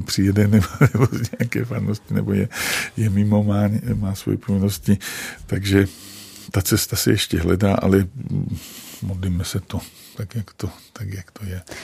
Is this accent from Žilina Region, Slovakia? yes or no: no; Jasenica, Trenčín Region, Slovakia; accent: Slovak dialect; first language Slovak dialect; Czech is a second language; now in Prague, Czech Republic; jsem z Považia, vlastně z vesnice, která se jmenuje Jasenica